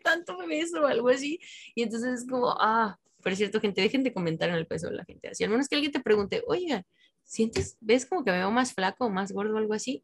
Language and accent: Spanish; Mexico; soy mexicano